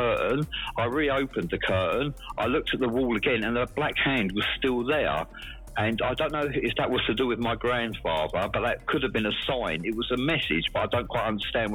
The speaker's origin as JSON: {"language": "English", "area": "Essex", "region": "East of England", "country": "United Kingdom", "tie": "born or raised there", "moved": "yes", "lives_now": "Swansea, United Kingdom", "said": "I grew up in Essex in England, and in the southeast, and it's 40 miles from London is where I grew up."}